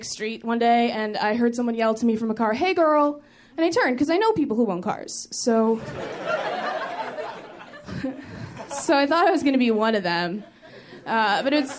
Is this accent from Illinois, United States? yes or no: yes; Chicago, Illinois, United States; I'm from Chicago